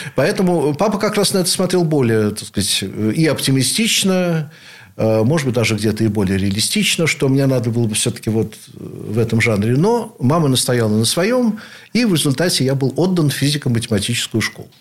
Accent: Saint Petersburg, Russia; Я родился в Ленинграде, являюсь потомственным ленинградцем, теперь уже санкт-петербуржцем, наверное, в седьмом поколении

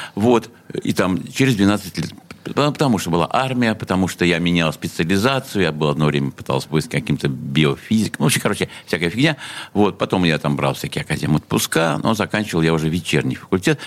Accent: Saint Petersburg, Russia; Я э, родился в СССР, в городе Ленинграде, э, в больнице, в клинике Отто, что находится прямо в Васильевской остров

